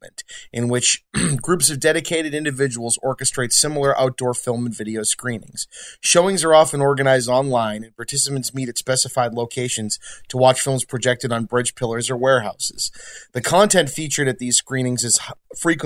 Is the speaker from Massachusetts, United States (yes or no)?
yes; Massachusetts, United States; we are from Massachusetts